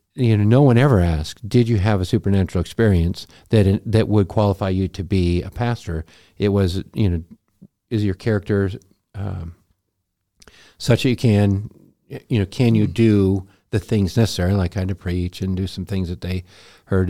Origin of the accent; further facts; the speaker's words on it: Montana, United States; moved away as an adult; we're from Montana